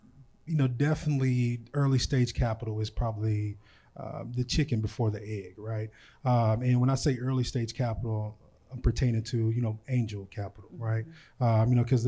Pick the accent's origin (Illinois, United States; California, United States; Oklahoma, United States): Oklahoma, United States; Tulsa; moved away as an adult; also born or lived in Dallas, Texas; Born and raised in Tulsa, Oklahoma. I'm relocated back, you know, to Tulsa. Been in Dallas for the past 10 years.